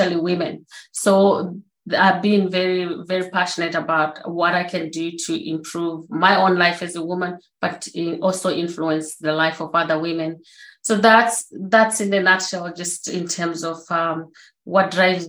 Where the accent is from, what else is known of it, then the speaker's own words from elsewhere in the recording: Zimbabwe; moved away; I was born in Zimbabwe, as you said, on a family. We had 8 siblings, so 7 girls, 1 boy